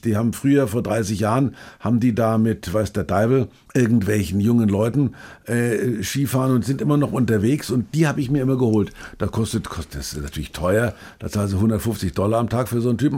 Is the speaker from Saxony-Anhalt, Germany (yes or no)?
no; Bamberg, Bavaria, Germany; in Bamberg, meiner Geburtsstadt